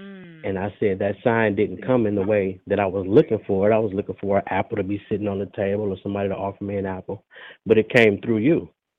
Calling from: Detroit, Michigan, United States; Okay. I'm calling from Detroit.

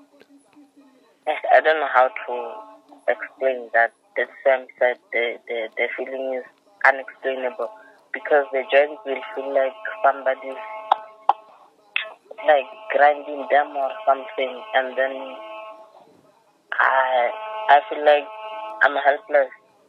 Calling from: Lephalale, Limpopo, South Africa; I'm calling you from Lephala, Limarapo.

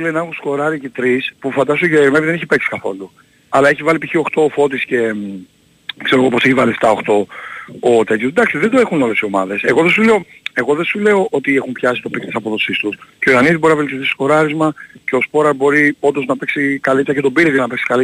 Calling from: Central Greece, Greece; από την Εύβοια, τι κάνετε.

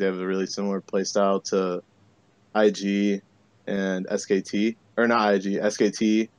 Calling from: Chicago, Illinois, United States; Scarily enough, the western side of Chicago.

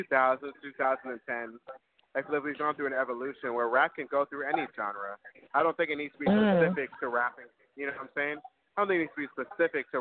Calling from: New York City, New York, United States; we're calling from New York, New York. Harlem Heights

